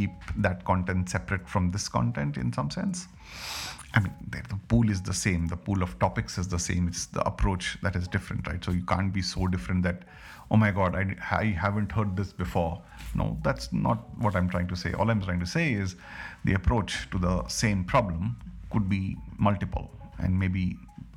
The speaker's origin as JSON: {"language": "English", "country": "India", "said": "as an Indian"}